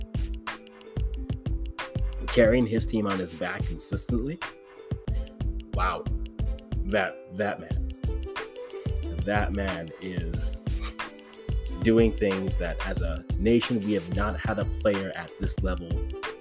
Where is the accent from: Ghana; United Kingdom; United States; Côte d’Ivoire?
Ghana; I'm Ghanaian